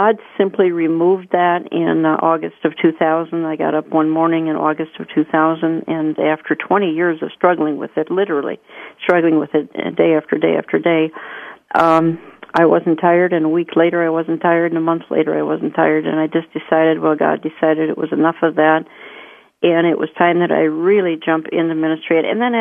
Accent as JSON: {"language": "English", "town": "Minneapolis", "region": "Minnesota", "country": "United States", "tie": "born or raised there", "said": "my hometown"}